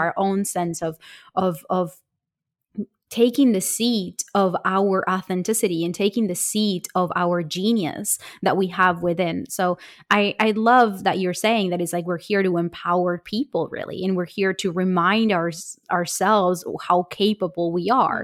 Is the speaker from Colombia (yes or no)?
yes; Colombia; I come from Colombia